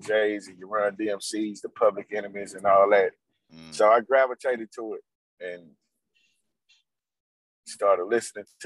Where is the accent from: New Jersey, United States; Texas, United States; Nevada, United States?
Texas, United States; Houston; Born and raised in Houston, Fifth Ward, Texas